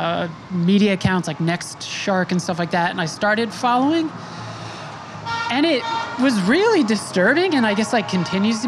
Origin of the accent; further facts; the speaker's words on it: Smithtown, New York, United States; I grew up in Suffolk County, Long Island, in a town called Smithtown